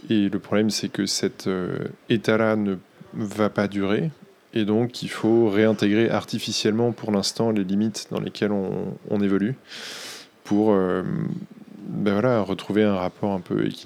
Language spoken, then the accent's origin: French; Boulogne-sur-Mer, Hauts-de-France, France; now in Paris, France; je viens de Boulogne-sur-Mer, dans le, Nord. Quand je suis arrivé à Paris, j'ai découvert qu'il y avait plusieurs Boulognes en France